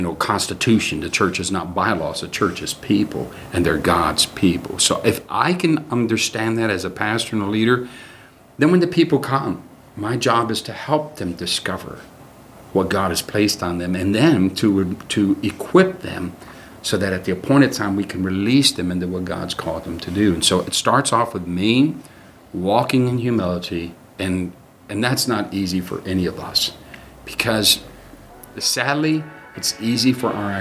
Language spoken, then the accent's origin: English; Lorain, Ohio, United States; I'm actually born and raised right here in the city of Lorain. Been here my entire life.